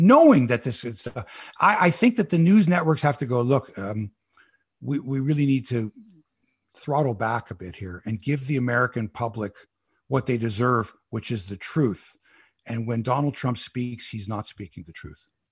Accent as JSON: {"language": "English", "town": "Toronto", "region": "Ontario", "country": "Canada", "said": "in Canada, I'm from Toronto here"}